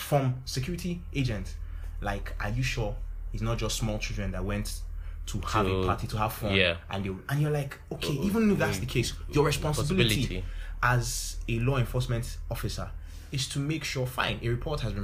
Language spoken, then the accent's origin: English; Jos, Plateau, Nigeria; moved away; I grew up in Jos too